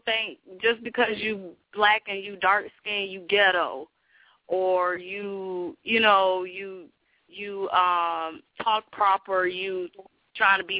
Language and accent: English; Miami, Florida, United States; now in St. Petersburg, United States; I was born in Miami, but I live like in St. Pete